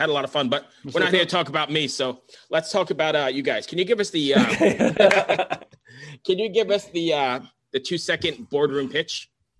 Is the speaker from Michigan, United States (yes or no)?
no; Long Island, New York, United States; moved away; I'm originally from Long Island. Yeah, I'm originally from Long Island and actually worked in a bunch of studios in New York City for years.